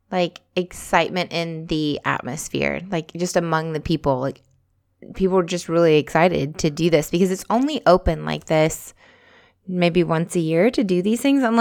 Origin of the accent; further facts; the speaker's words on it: United States; So, like, we know people who live in Germany, but we're all from the States.